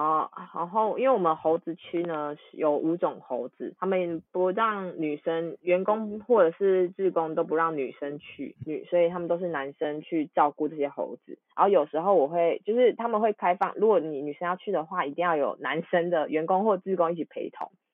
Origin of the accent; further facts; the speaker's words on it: Taiwan; 我的护照上是 Republic of China